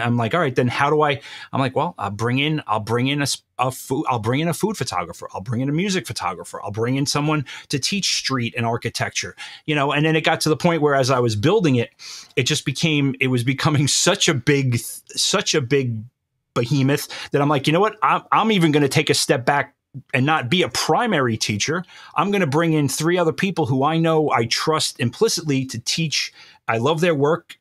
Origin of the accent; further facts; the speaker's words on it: New York, United States; I was born and bred in New York. and I will always be a New Yorker.